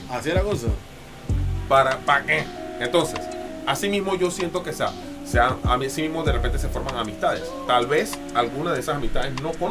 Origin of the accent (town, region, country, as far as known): Panama